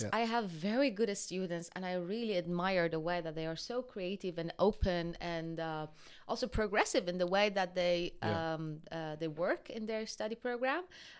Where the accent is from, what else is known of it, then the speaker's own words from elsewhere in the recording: Iran; first language Persian; English is a second language; also born or lived in Japan; From Iran.